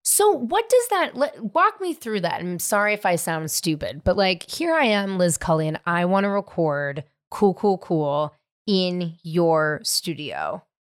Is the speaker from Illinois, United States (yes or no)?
no; California, United States; I grew up in California